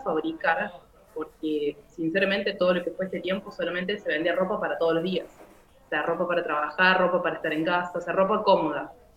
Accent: Córdoba, Argentina; soy de Argentina, Córdoba, tengo 23 años.

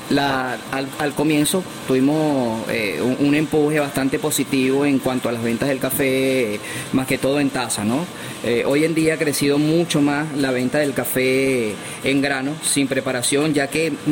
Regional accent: Venezuela; el, tema de convivencia como, como venezolano en los salones ha mejorado un poco

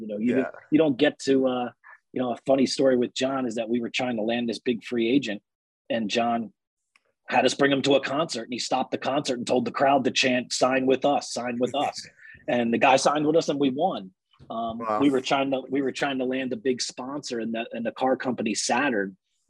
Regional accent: Union Beach, New Jersey, United States; also born or lived in Trenton, New Jersey; I grew up in Union Beach.

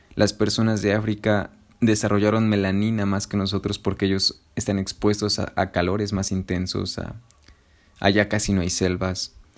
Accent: Mexico; somos morenos los mexicanos, porque vivimos en un trópico

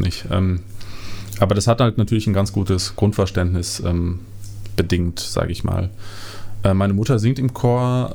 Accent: Bad Berleburg, North Rhine-Westphalia, Germany; moved away; ich komme aus Bad Berleburg. Ähm, das ist eine Kleinstadt, eine sehr, sehr kleine Stadt, ähm, unten in NRW, in Südwestfalen, mhm. Ähm, die sehr abgelegen ist und ähm, da bin ich aufgewachsen

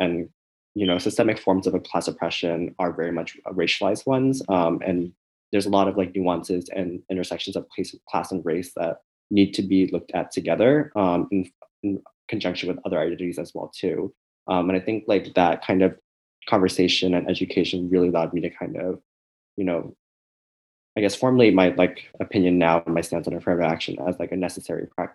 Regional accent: Bay Area, California, United States; moved away as an adult; now in New Haven, United States; growing up in the Bay Area

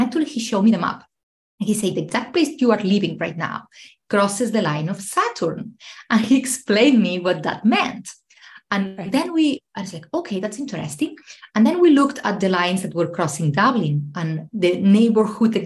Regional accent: Spain; now in Ireland; I'm originally from Spain, but I live in Ireland

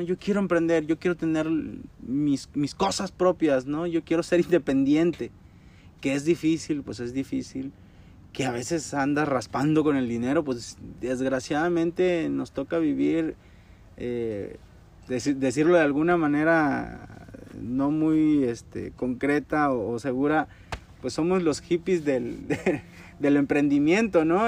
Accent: Mexico; como mexicanos

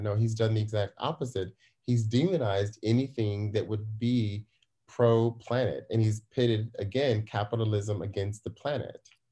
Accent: United States; now in Germany; I'm an American here in, uh, here abroad

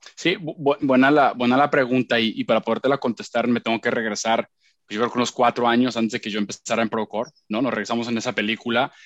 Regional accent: Puebla, Mexico; also born or lived in Miami / Long Island, New York; yo soy de Puebla

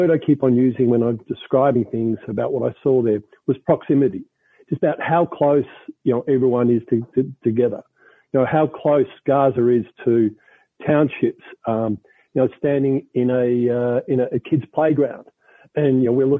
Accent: Melbourne, Victoria, Australia; my hometown, Melbourne

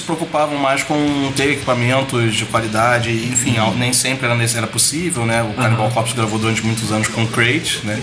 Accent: Rio de Janeiro, Brazil; Eu sou natural do Rio de Janeiro, lá a gente falava metranca

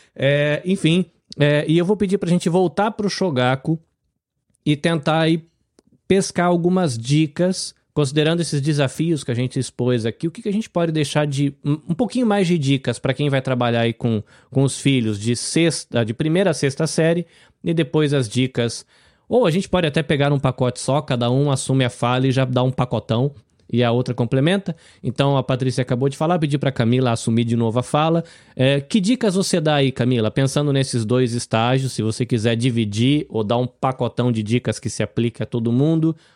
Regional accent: Brazil; now in Japan; Eu sou brasileiro, vivo no Japão

